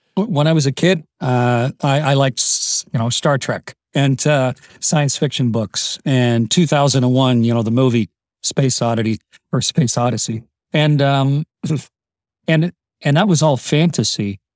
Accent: Canada; I'm Canadian

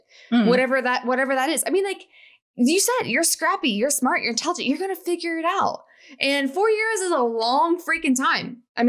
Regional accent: Ohio, United States; now in Denver, United States; I'm from Ohio.

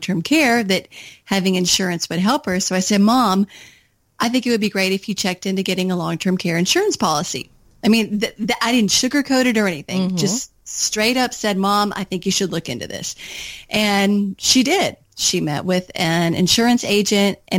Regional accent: Kentucky, United States; moved away as an adult; also born or lived in Washington, D.C.; I had just moved back from Washington, D.C. to my home state of Kentucky

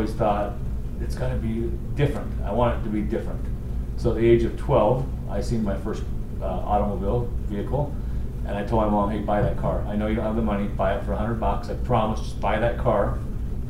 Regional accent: Tooele, Utah, United States; Tula, my hometown

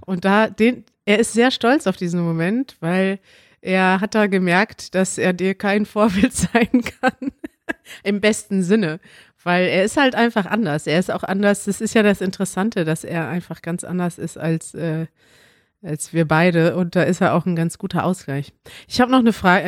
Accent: Münster, North Rhine-Westphalia, Germany; now in Berlin, Germany; meine Heimat ist Münster, weil ich da aufgewachsen bin und immer gelebt habe

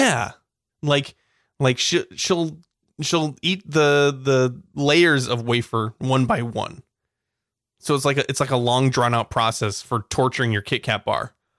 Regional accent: California, United States; We're, we're from California

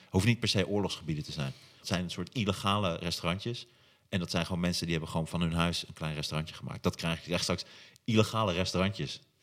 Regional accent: Hattem, Gelderland, Netherlands; moved away; Ik kom uit Hattem oorspronkelijk.

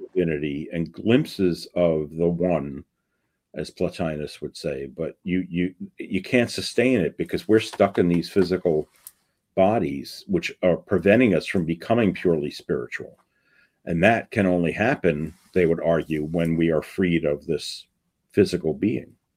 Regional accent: New York City, New York, United States; when I was a kid growing up in the Bronx.

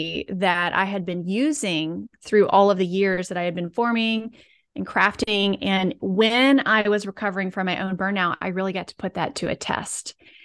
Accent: the South, United States; because I'm from the South, we'll throw in like obedient and selfless.

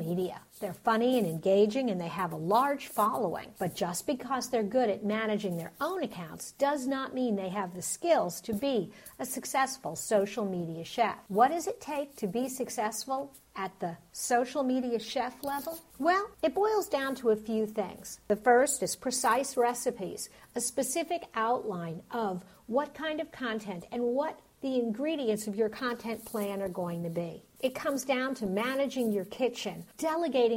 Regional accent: New York, United States; I'm from New York

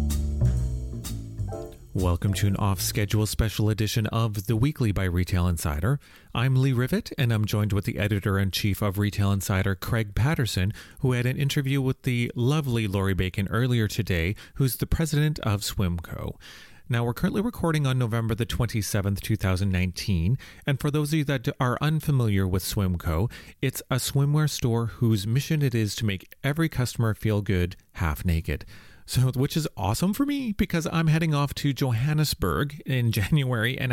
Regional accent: Calgary, Alberta, Canada; I'm from Calgary as well

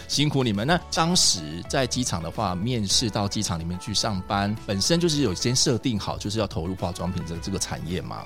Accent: Taiwan; 我们台湾人

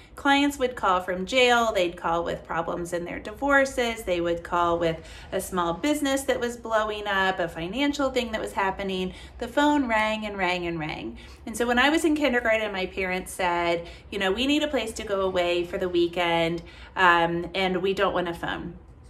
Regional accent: Kentucky, United States; So I grew up here in Kentucky, where my office is, where my house is.

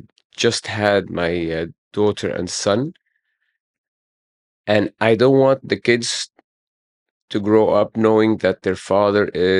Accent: Cairo, Cairo Governorate, Egypt; I grew up in Heliopolis, yeah. And I live

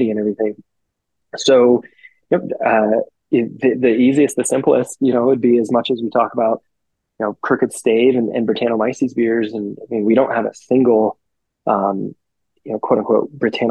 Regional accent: Colorado, United States; I'm Colorado native

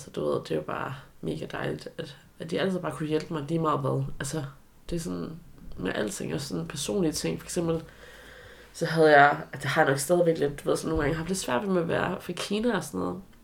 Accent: Aarhus, Central Denmark Region, Denmark; also born or lived in China; jeg var opvokset i Aarhus, og nærmere betegnet Aarhus Vest, Aarhus V.

